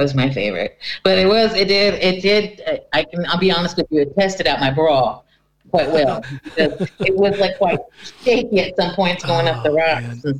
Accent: Cocoa Beach, Florida, United States; now in Norway; I'm actually from Cocoa Beach.

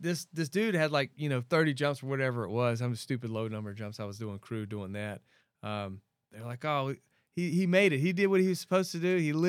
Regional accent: Bridge City, Texas, United States; also born or lived in Louisiana; I grew up, I was born in Louisiana, and then we moved into Texas right on the coast, which is basically swamp. I grew up in a town called Bridge City. There's a bayou on one side and a river on the other

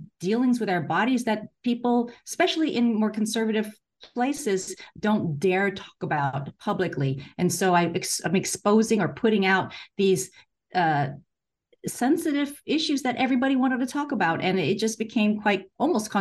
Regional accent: San Francisco, California, United States; moved away as an adult; also born or lived in Hong Kong; now in Hawaii, United States; I grew up in San Francisco

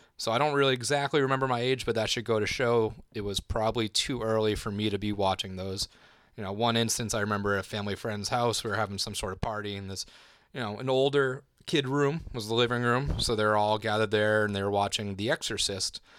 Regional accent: Massachusetts, United States; moved away; I'm from Massachusetts originally

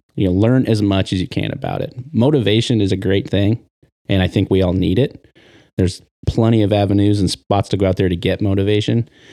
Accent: Triangle Lake, Oregon, United States; I am born and raised in Oregon. Uh, I grew up on the coast, little town called Triangle Lake

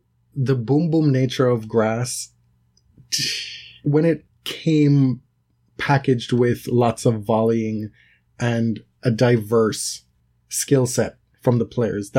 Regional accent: United Kingdom; born there; you know, I'm a British subject by birth.

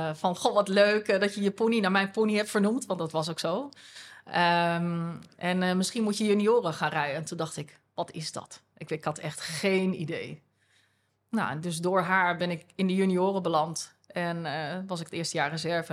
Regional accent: Groenlo, Gelderland, Netherlands; ik ben eh, geboren en opgegroeid in eh, Groenlo. Dat is een dorpje in de Achterhoek.

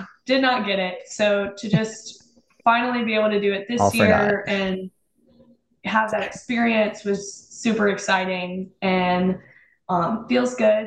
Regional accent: Oxford, Mississippi, United States; moved away as an adult; now in Louisville, United States; I'm from Oxford, Mississippi

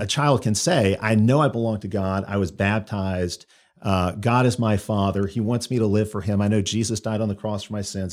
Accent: Chicago, Illinois, United States; moved away as an adult; also born or lived in Auburn; now in Alabama, United States; I grew up in Chicago, so I grew up you know, outside the South

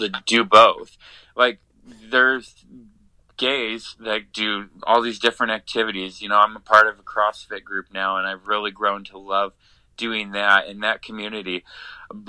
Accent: Columbus, Ohio, United States; moved away; I went to Columbus, back to my hometown

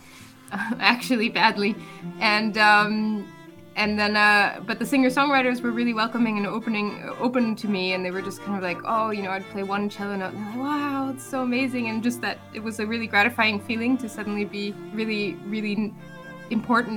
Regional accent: United States; moved away as an adult; now in Germany; I grew up in the United States

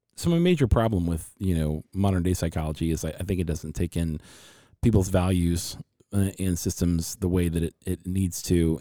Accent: Ohio, United States; now in Phoenix, United States; being from Ohio

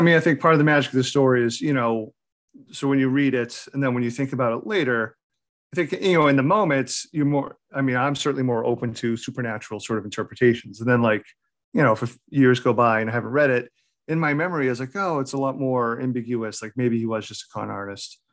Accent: New England, United States; I'm born and raised in New England

